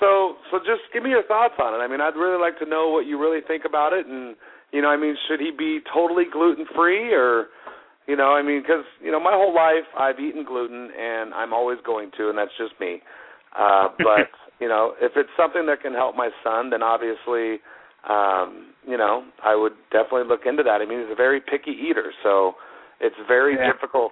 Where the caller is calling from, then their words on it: Colorado, United States; calling from Colorado.